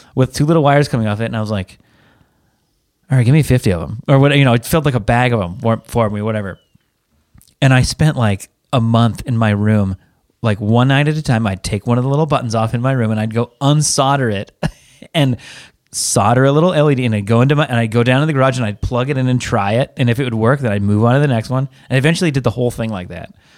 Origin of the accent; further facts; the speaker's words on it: Seattle, Washington, United States; moved away; I'm from Seattle. It rains there